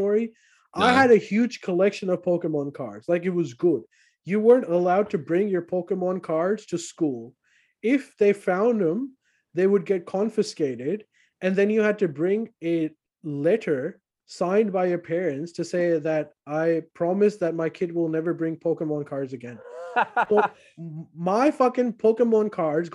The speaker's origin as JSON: {"language": "English", "country": "Pakistan", "tie": "born or raised there", "said": "I grew up during War on Terror, and Afghanistan was on fire next door. And Pakistan"}